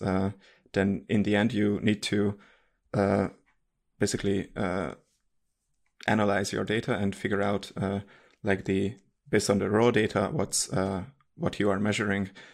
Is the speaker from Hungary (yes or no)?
yes; Hungary; English is a second language; moved away as an adult; now in Munich, Germany; I'm from Hungary and I live in Germany, Munich.